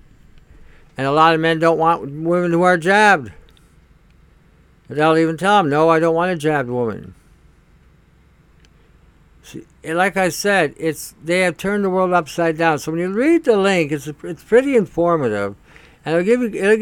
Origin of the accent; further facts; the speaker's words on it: Canada; as a Canadian